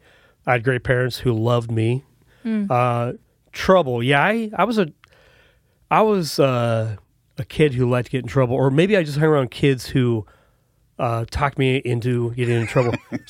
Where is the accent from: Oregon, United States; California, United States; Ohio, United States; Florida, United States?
Oregon, United States; Prineville; moved away; I grew up in the big city of Prineville, Oregon.